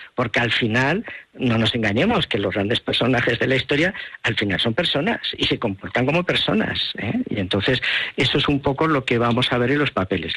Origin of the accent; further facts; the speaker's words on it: Huesca, Aragon, Spain; mi tierra. Mm, de Huesca.